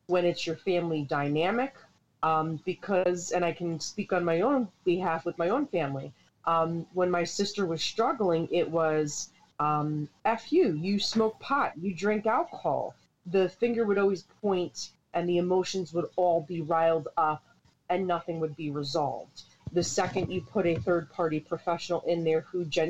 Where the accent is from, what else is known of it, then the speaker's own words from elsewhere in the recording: Hightstown, New Jersey, United States; also born or lived in East Windsor; From central New Jersey, born and raised in Hightstown.